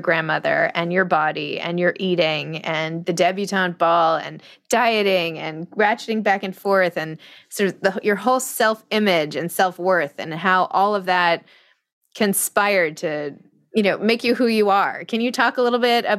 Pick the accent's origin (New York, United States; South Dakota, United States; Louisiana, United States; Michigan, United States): New York, United States; I'm from New York